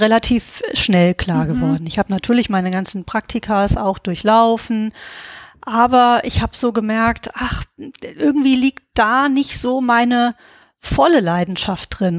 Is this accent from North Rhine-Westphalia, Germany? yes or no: no; Giessen, Hesse, Germany; moved away as an adult; also born or lived in Berlin; geboren und aufgewachsen bin ich in Gießen.